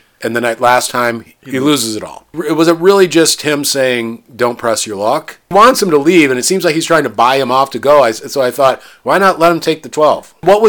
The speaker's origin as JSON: {"language": "English", "region": "the Midwest on the Mississippi River", "country": "United States", "tie": "born or raised there", "said": "I grew up in the Midwest on the Mississippi River where it gets humid."}